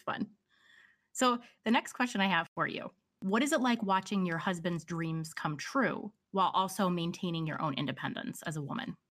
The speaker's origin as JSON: {"language": "English", "region": "Pennsylvania", "country": "United States", "tie": "born or raised there", "said": "I'm a Pennsylvania girl. I grew up, was born and raised in Pennsylvania"}